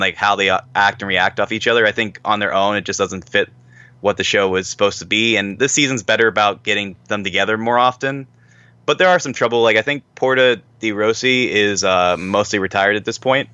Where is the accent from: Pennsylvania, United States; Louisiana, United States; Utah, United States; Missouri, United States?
Pennsylvania, United States; Pittsburgh; I'm a man from Pittsburgh, Pennsylvania